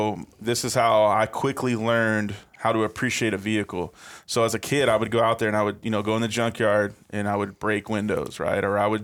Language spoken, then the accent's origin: English; Apple Valley, California, United States; born there; Yep. I was born in Apple Valley, California. So kind of the high desert area.